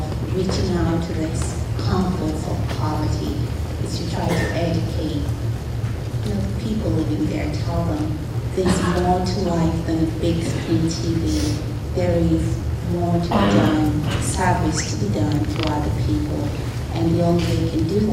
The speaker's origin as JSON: {"language": "English", "country": "Kenya", "moved": "yes", "lives_now": "United States", "said": "I did come from a different part of the world. I come from Kenya."}